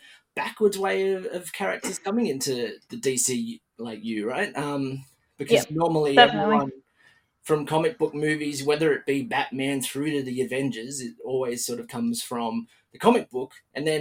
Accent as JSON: {"language": "English", "country": "Australia", "accent": "Australian", "said": "My Australian accent"}